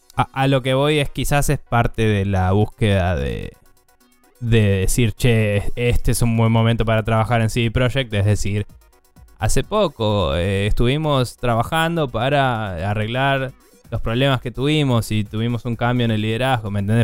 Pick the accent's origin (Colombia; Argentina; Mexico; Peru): Argentina; yo como argentino